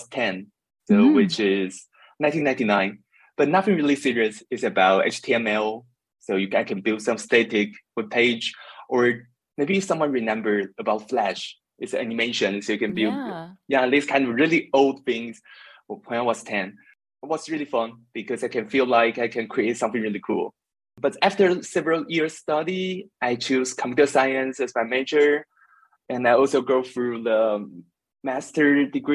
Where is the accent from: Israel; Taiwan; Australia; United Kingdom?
Taiwan; now in Berlin, Germany; I come from Taiwan and currently live in Berlin, Germany